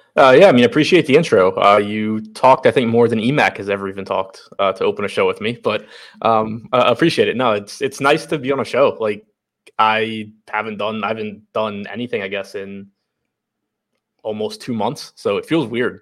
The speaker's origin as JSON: {"language": "English", "country": "United States", "moved": "as an adult", "lives_now": "Baltimore, United States", "said": "from the suburbs outside D C, live in Baltimore now"}